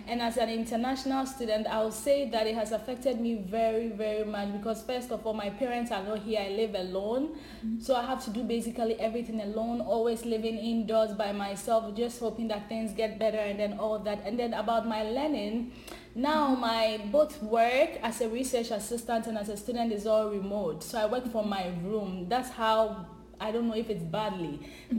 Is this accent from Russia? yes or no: no; Ghana; moved away as an adult; now in Canada; I'm originally from Ghana